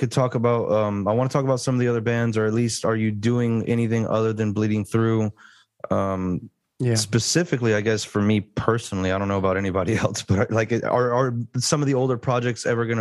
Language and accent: English; Texas, United States; we're from Texas